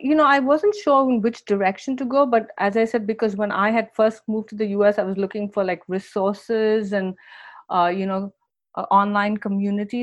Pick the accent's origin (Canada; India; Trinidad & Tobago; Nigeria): India; moved away as an adult; now in United States; I grew up in India